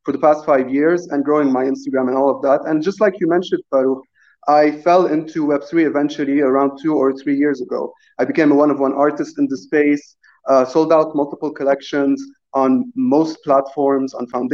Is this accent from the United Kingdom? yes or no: no; Lebanon; I'm also Lebanese and born and raised in Lebanon.